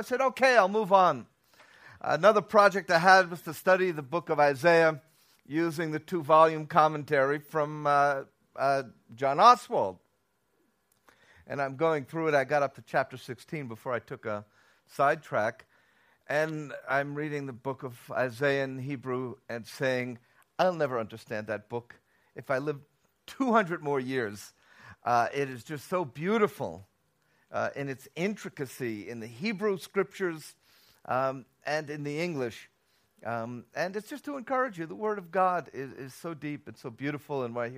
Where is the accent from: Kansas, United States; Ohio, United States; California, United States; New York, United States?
New York, United States; Bronx; also born or lived in Tel Aviv, Israel; I'm originally from New York, came to the Bronx.